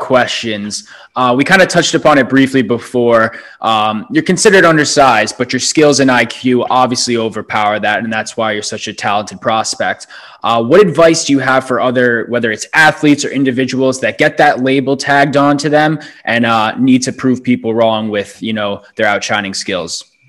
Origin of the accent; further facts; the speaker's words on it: New York, United States; moved away as an adult; now in Providence, United States; I'm from New York